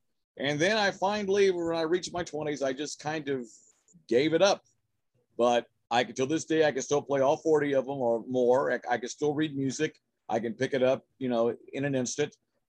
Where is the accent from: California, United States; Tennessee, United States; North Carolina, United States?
California, United States; Tipton; also born or lived in Porterville, California; I am a native of the San Joaquin Valley, Central California. I was born in Porterville. Mm-hmm. I grew up in a farming community in Tulare County, Tipton, California.